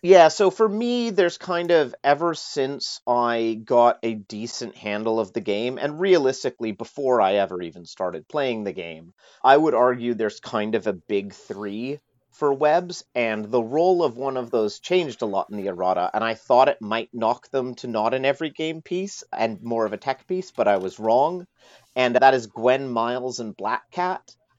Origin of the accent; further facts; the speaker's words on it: Canada; moved away as an adult; now in United Kingdom; I'm a Canadian, but I moved to the U K about eleven years ago